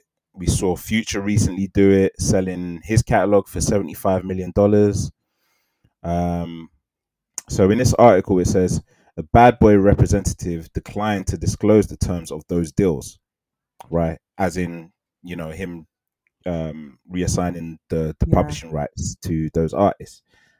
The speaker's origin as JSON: {"language": "English", "country": "South Africa", "said": "I'm South African, by the way."}